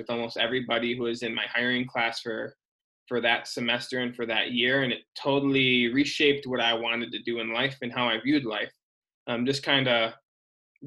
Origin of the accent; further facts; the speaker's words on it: Michigan, United States; moved away as an adult; also born or lived in Ohio / Portland / Salt Lake City / Illinois; now in Sacramento, United States; I'm originally from Michigan